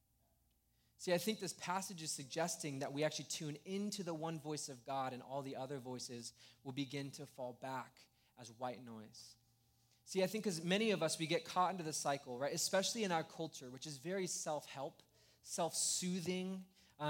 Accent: Escondido, California, United States; I grew up in Escondido

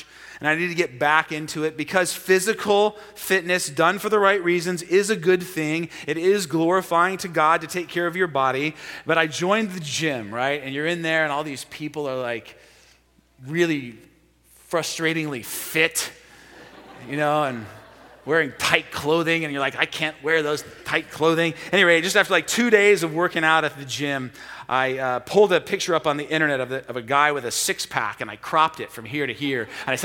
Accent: Portland, United States; American Portlanders

